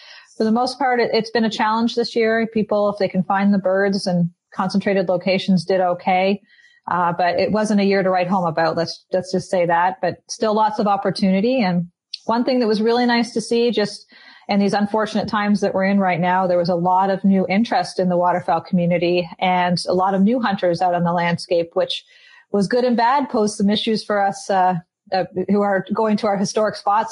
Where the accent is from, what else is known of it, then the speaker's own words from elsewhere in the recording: Canada; moved away as an adult; also born or lived in Mississippi; now in United States; I am actually Canadian, or I'm American citizen now, but was born and raised in Canada